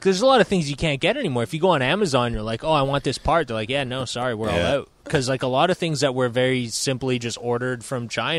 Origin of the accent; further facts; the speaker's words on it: South Shore, Montreal, Quebec, Canada; we're both from the South Shore.